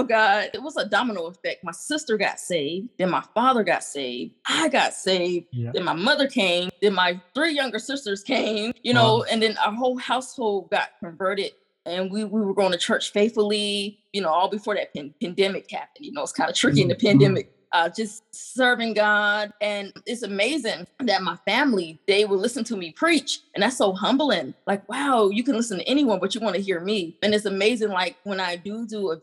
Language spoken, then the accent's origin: English; North Carolina, United States; moved away; also born or lived in Colorado Springs; I'm from North Carolina, but I was in Colorado Springs